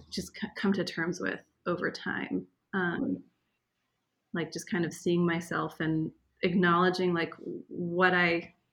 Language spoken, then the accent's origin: English; East Coast, United States; because he's from Israel. I'm from the East Coast.